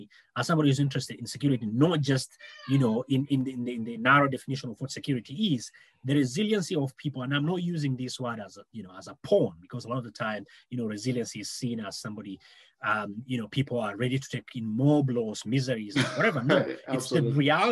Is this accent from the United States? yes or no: no; Kenya; as a Kenyan